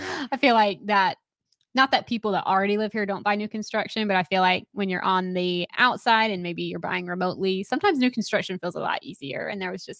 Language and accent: English; Hillsborough, North Carolina, United States; I went to Orange High School growing up in Hillsboro, and it's definitely changed a lot.